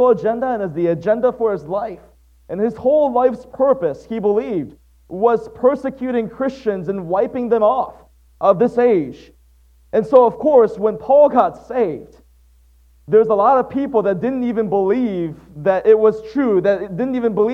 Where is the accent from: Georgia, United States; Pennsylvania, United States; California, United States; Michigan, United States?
Michigan, United States; Waterford; also born or lived in Atsugi, Kanagawa, Japan; It was 5 years after that our family relocated to Waterford, Michigan. That's where I spent most of my life.